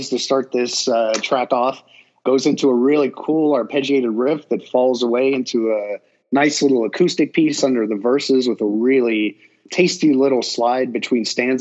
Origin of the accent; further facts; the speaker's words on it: Midwest, United States; I grew up in the Midwest